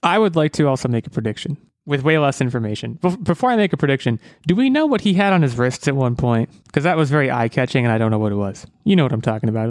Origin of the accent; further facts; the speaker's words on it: United States; I'm an American.